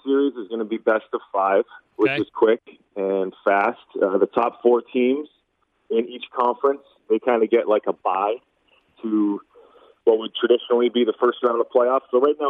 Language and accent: English; Canada; moved away as an adult; now in Chicago, United States; as a Canadian, mm-hmm. I have an American wife, and I've lived in the States since I was 18